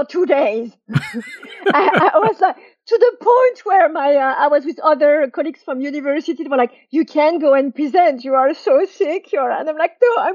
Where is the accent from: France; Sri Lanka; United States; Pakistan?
France; French Riviera, Provence-Alpes-Côte d'Azur; moved away as an adult; also born or lived in London; I grew up on the French Riviera, not in Paris